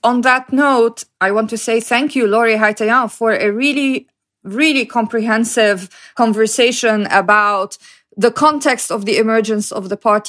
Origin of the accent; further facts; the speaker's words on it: Lebanon; because I was born in Lebanon